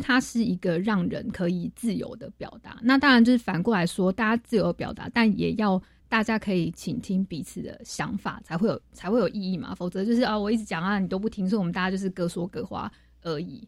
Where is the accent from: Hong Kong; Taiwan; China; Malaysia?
Taiwan; 我们台湾人